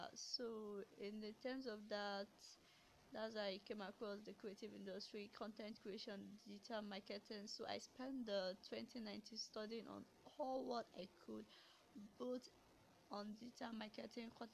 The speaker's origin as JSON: {"language": "English", "country": "Nigeria", "tie": "born or raised there", "said": "I grew up in Nigeria, born and bred"}